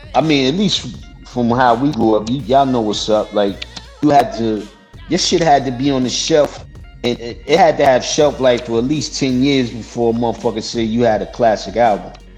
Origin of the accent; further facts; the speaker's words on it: New York City, New York, United States; I'm from Brooklyn and I'm from Queens, man. Come on, I'm from New York